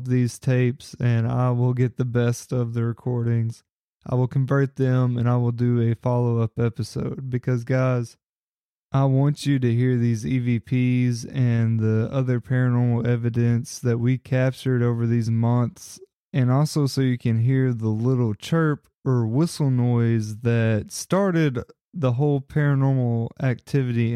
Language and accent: English; Paris, Kentucky, United States; Paris, Kentucky, which was my hometown where I grew up